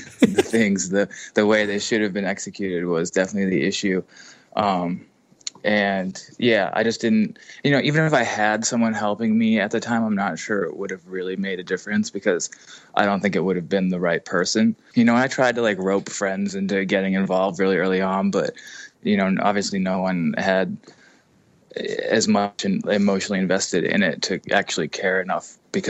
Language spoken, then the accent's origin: English; Massachusetts, United States; I was born in Massachusetts, lived in Massachusetts until I went to high school.